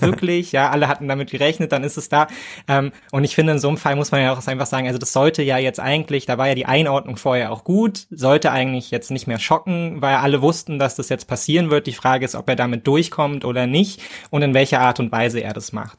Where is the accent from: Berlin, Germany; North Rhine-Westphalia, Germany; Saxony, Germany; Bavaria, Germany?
Berlin, Germany; ich als Berliner